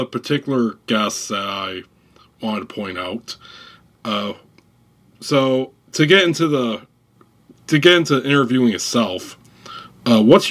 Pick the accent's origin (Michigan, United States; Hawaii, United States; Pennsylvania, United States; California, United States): Michigan, United States; Grand Rapids; I'm from Grand Rapids